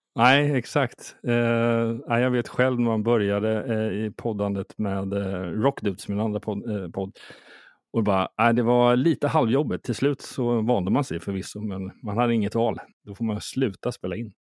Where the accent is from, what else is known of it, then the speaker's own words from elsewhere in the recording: Sweden; now in Stockholm, Sweden; när jag kommer ner från Småland och bor i Stockholm